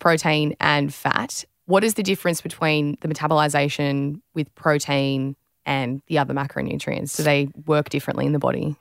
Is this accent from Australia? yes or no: yes; Australia